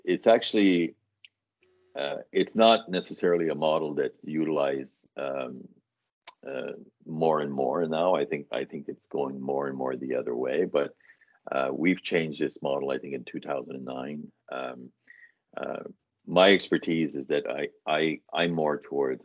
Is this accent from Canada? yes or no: yes; New Brunswick, Canada; moved away as an adult; also born or lived in Atlantic Canada; now in Ottawa, Canada; I'm originally from New Brunswick, and then moved around in Atlantic Canada, ended up in Ottawa